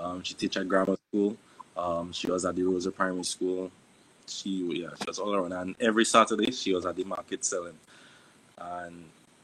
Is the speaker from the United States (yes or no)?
no; Salisbury, Saint Joseph, Dominica; also born or lived in Dublanc, Dominica; I grew up in Salisbury. I was raised by my aunt